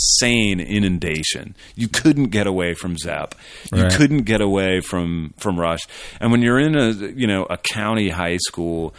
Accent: Richmond, Virginia, United States; born or raised there

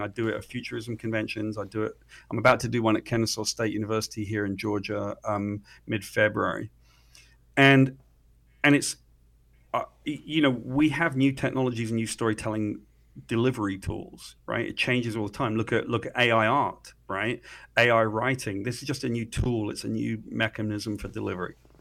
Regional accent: United Kingdom; I'm a Brit

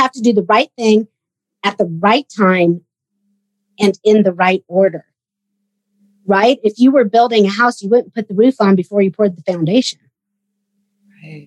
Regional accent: Sacramento, California, United States; also born or lived in Bay Area; I grew up in Sacramento, and I actually left home when I was 11 so that I could go train in the Bay Area

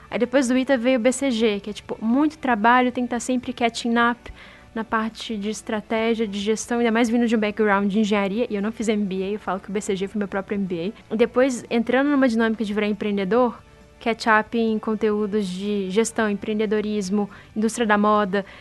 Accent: interior of Minas Gerais, Brazil; moved away as an adult; now in São Paulo, Brazil; eu sou do interior de Minas

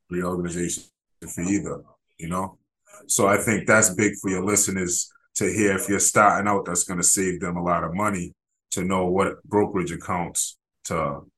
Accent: Rhode Island, United States; I was born and raised in Rhode Island

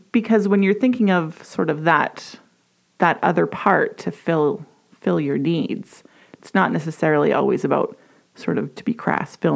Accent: Edmonton, Alberta, Canada; I was born and raised in Edmonton, YEG

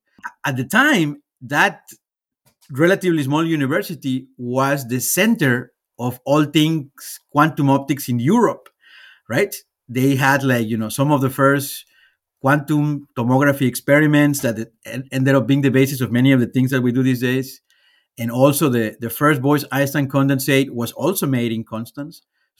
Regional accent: Guadalajara, Jalisco, Mexico; born there; So I was born in Mexico, right? In the beautiful city of Guadalajara, right? Which is one of the largest cities in Mexico.

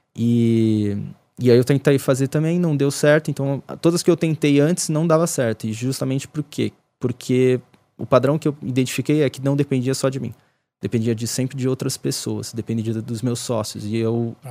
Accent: Ribeirão Pires, São Paulo, Brazil; onde eu cresci ali em Ribeirão.

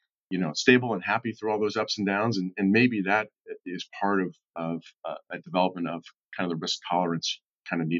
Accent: Cincinnati, Ohio, United States; born and raised in Southern Ohio in Cincinnati

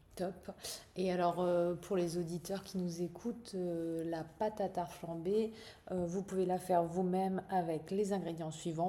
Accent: Alsace, Grand Est, France; on est originaire d'Alsace

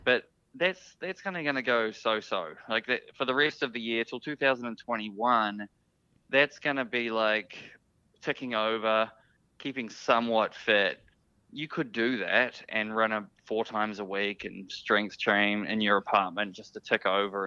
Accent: New Zealand; being a New Zealander.

